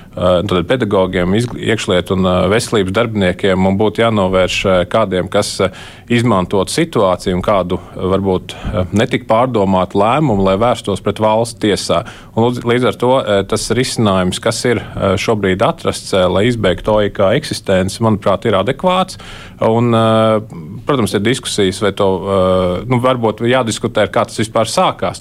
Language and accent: Latvian; Kurzeme, Latvia; es kā kurzemnieks